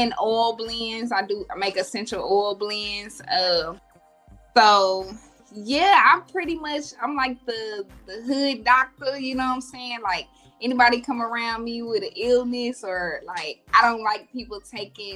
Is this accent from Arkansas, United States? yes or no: yes; Gould, Arkansas, United States; moved away as an adult; now in Dallas, United States; I'm from Arkansas, from a small town called Gould, Arkansas. So I've been in Dallas for like 12 years.